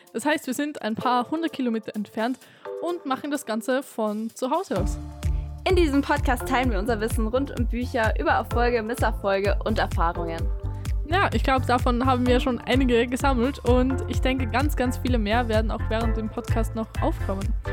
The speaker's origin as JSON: {"language": "German", "country": "Austria", "said": "ich komme aus Österreich"}